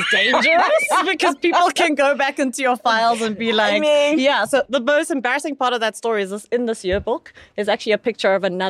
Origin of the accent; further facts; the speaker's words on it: Soweto, Gauteng, South Africa; I'm from Deep Kloof, Soweto.